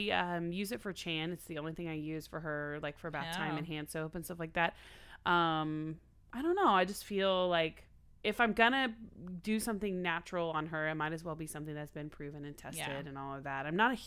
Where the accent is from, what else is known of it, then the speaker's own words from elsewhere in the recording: Oklahoma, United States; I'm crazy. I'm from Oklahoma. It's required.